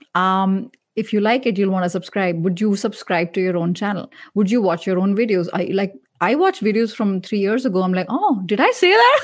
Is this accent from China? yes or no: no; India; I'm Indian